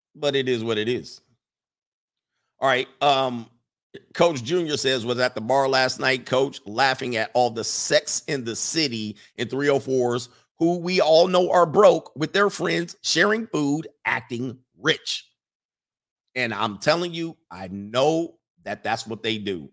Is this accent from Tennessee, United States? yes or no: no; Los Angeles, California, United States; Not only am I from the West Coast, I'm from the Valley in, in California. I'm not from Compton or South Central. I'm from the San Fernando Valley. I'm a valley boy